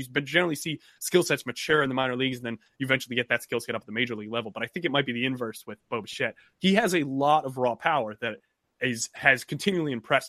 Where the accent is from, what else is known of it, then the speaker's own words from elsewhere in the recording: Connecticut, United States; I'm actually from Connecticut, so I'm a Knicks fan.